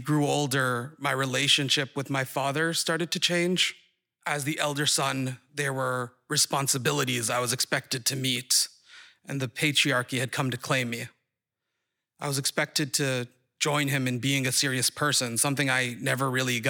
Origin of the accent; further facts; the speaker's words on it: Saudi Arabia; moved away as an adult; also born or lived in Boston; now in Somerville, United States; My siblings and I grew up in Saudi Arabia